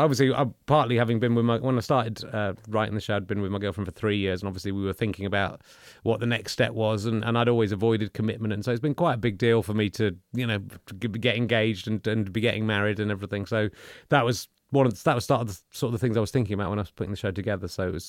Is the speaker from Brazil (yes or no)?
no; Pocklington, Yorkshire and the Humber, United Kingdom; born there; I was born in Pocklington.